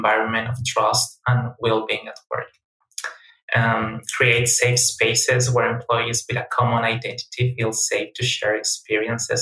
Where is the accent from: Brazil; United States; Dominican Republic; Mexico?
Mexico; I was born in Mexico